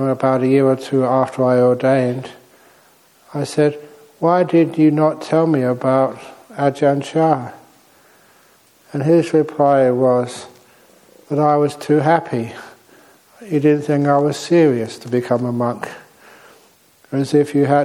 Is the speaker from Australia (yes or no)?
no; England, United Kingdom; moved away as an adult; also born or lived in Thailand; I was born in England